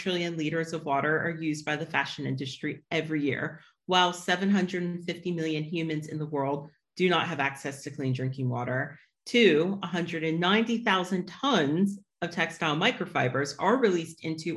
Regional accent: United States; As an American

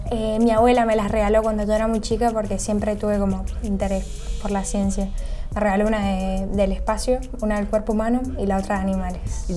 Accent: San Rafael, Mendoza, Argentina; moved away as an adult; now in Buenos Aires, Argentina; Soy de San Rafael, Mendoza

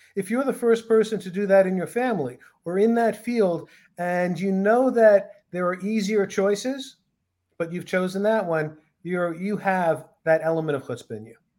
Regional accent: New York City, New York, United States; I grew up in New York City

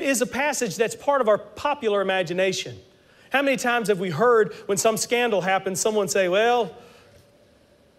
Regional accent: South Carolina, United States; I'm from South Carolina

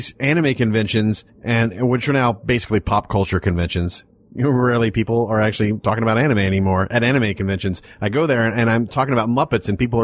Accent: Texas, United States; When I was growing up in Texas

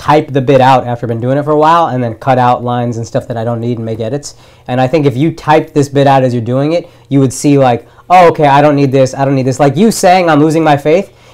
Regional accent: Texas, United States; I grew up in Texas

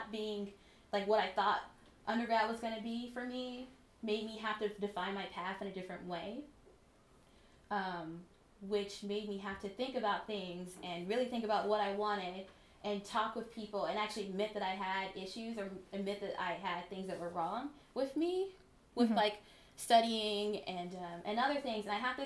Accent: Mississippi, United States; moved away as an adult; also born or lived in Philadelphia / Ithaca; I was from Mississippi and I assumed that, well, first of all, I live in a town of 5,000 people

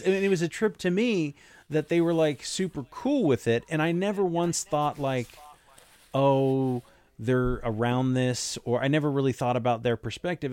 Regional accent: Las Vegas, Nevada, United States; growing up in Las Vegas

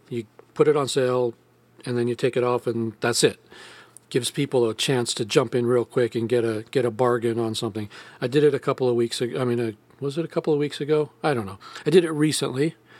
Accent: United States; I'm an American

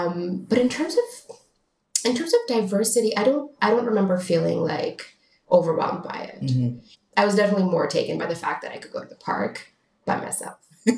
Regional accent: Toronto, Ontario, Canada; now in United States; I mean, I loved growing up in Toronto.

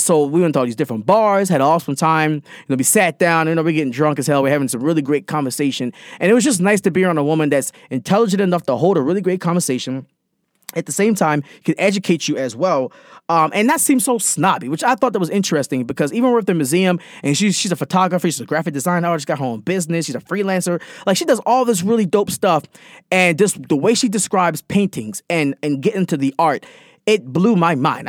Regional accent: Baltimore, Maryland, United States; I, I'm born and raised, I'm, I'm from Baltimore

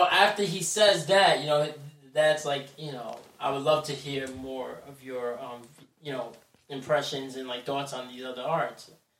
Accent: Passaic, New Jersey, United States; I'm from Passaic, New Jersey.

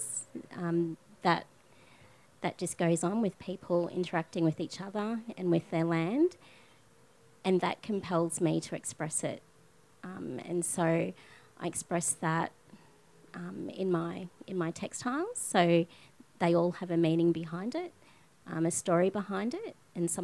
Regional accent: Cairns, Queensland, Australia; I'm from Cairns.

